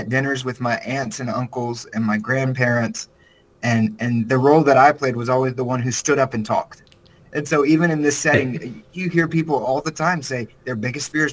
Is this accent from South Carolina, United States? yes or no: yes; South Carolina, United States; moved away as an adult; now in Nashville, United States; I'm from South Carolina, which is about as southern as you can get in the United States. And so I grew up the youngest of six children.